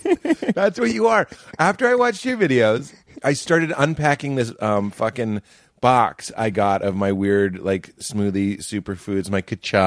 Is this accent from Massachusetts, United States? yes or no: yes; Lexington, Massachusetts, United States; Did you feel like coming up in Boston, growing up in Boston, as I did